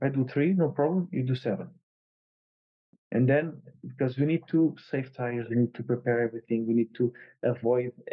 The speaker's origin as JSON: {"language": "English", "country": "Portugal", "said": "I won in touring cars in Estoril, my home country"}